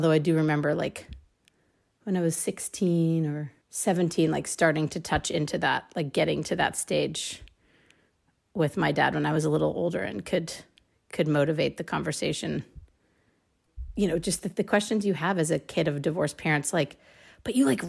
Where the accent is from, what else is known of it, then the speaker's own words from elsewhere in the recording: San Francisco, California, United States; also born or lived in Richmond, California; So there was a period of time when I lived in the East Bay, which is where my mom could like afford to buy a house, but she still worked in San Francisco. So we used to live in Richmond, California